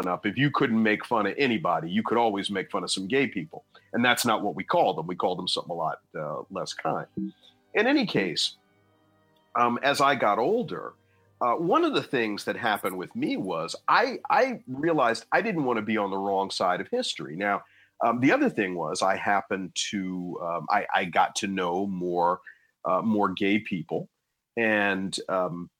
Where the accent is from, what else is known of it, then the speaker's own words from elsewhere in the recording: New Jersey, United States; my home state of New Jersey